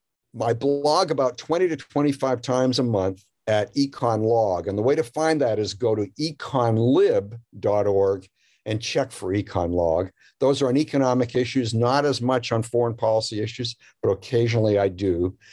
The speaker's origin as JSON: {"language": "English", "country": "Canada", "moved": "yes", "lives_now": "United States", "said": "I moved here from Canada, as I mentioned, and I had this image of what United States was or could be."}